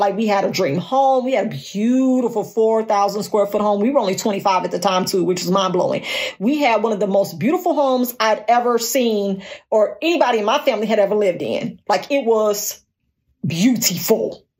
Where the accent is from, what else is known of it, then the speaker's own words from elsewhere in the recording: Gary, Indiana, United States; moved away as an adult; also born or lived in Tupelo, Mississippi; now in Dallas, United States; I was born and raised in Gary.